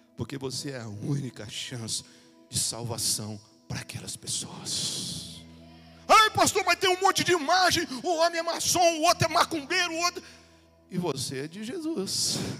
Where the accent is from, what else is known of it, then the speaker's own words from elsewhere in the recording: Brazil; Um Brasil que nós conhecemos como brasileiro, nós estudamos um pouco e fomos ensinados de um jeito.